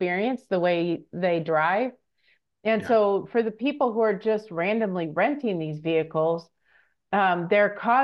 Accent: Michigan, United States; moved away; I'm from Michigan originally

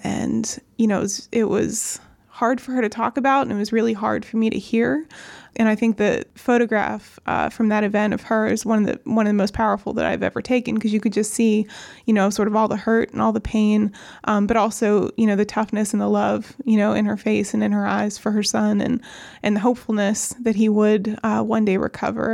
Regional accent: New Castle, Pennsylvania, United States; moved away as an adult; also born or lived in Pittsburgh, Pennsylvania; now in Ambridge, United States; I grew up in Newcastle in Lawrence County

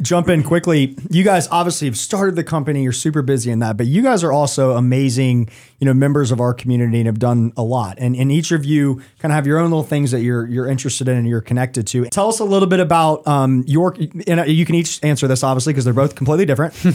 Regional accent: Atlanta, Georgia, United States; now in Charlotte, United States; growing up in Atlanta

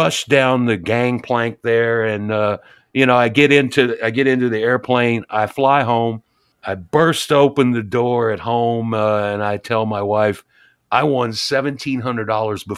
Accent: Louisville, Kentucky, United States; now in Nashville, United States; I'm from Louisville, and we spent a lot of time at Churchill Downs

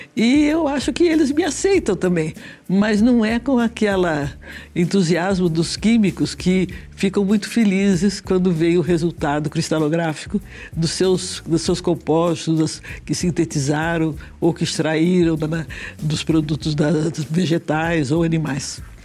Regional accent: Rio de Janeiro, Brazil; moved away as an adult; also born or lived in São Paulo; now in São Carlos, Brazil; eu sou paulista, mas eu fui, passei a minha adolescência e juventude no Rio

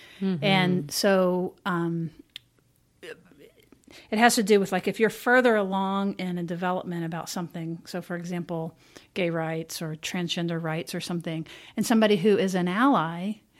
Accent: United States; And I'm an American.

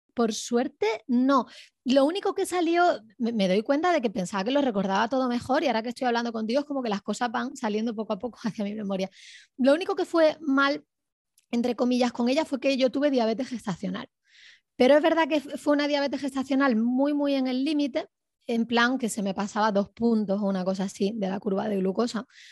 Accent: Córdoba, Andalusia, Spain; moved away; Originariamente soy de Córdoba, España

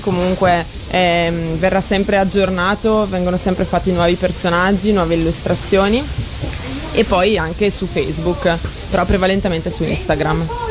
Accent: Brescia, Lombardy, Italy; io sono di Brescia

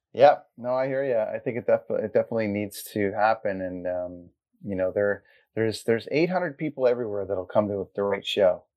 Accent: Port Perry, Ontario, Canada; I grew up in Caesarea and Blackstock area, and then I ended up going to Port Perry High School

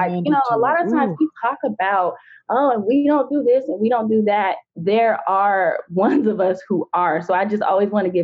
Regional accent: Atlanta, Georgia, United States; that's where I am. That's my hometown as well. So shout out to Atlanta

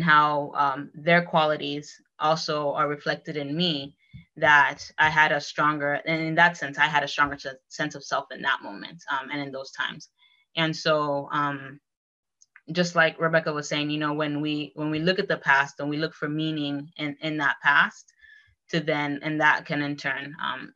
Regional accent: Miami, Florida, United States; moved away as an adult; also born or lived in Provo, Utah / Boston; I grew up in Miami amongst people just like me, a lot of Latinos

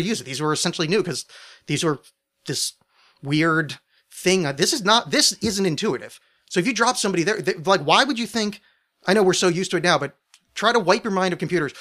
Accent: New Jersey, United States; I was raised in New Jersey

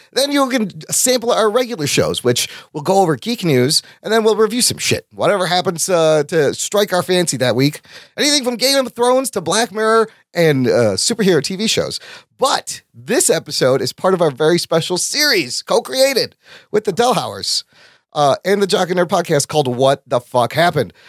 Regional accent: Chicago, Illinois, United States; I was ten years old, and we moved from Chicago just one mile west to the suburbs

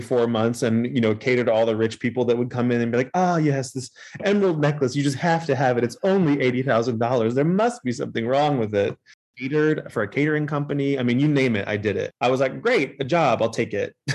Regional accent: Hampton, Virginia, United States; born and raised in Hampton, okay. Virginia

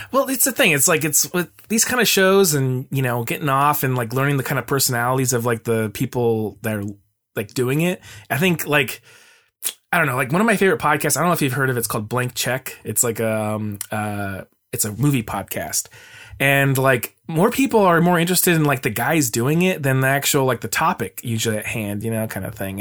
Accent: Mesa, Arizona, United States; now in Portland, United States; I grew up in Arizona in Mesa

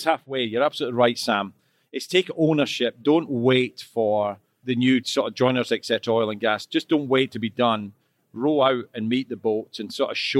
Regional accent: Scotland, United Kingdom; I'm Scottish, so we're always a bit loud

